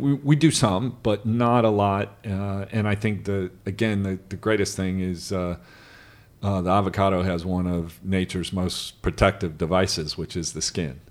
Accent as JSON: {"language": "English", "region": "Midwest", "country": "United States", "tie": "born or raised there", "said": "I grew up in the Midwest"}